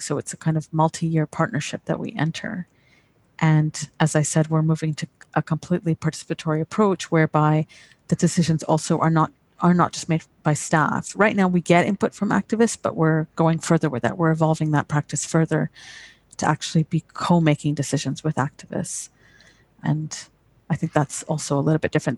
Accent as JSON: {"language": "English", "country": "Canada", "tie": "born or raised there", "also_born_or_lived": "United Kingdom", "accent": "British", "said": "I had a British accent when I grew up in Canada"}